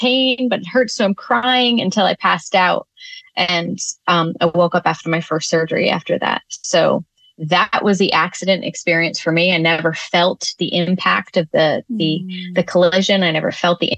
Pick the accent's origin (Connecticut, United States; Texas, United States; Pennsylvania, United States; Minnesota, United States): Connecticut, United States; Northern; our community church growing up in Northern Connecticut